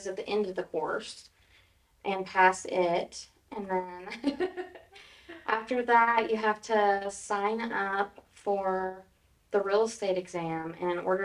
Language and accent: English; Stilwell, Oklahoma, United States; moved away as an adult; now in Tahlequah, United States; Originally, I'm from Stillwell